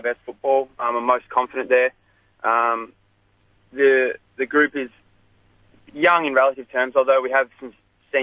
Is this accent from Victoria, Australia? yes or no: no; Corowa, New South Wales, Australia; moved away; I'm from Corowa, so that's up in the Murray River.